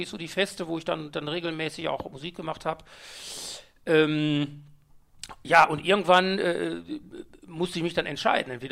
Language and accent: German; Mülheim an der Ruhr, North Rhine-Westphalia, Germany; now in Essen, Germany; geboren in Mülheim an der Ruhr, 66.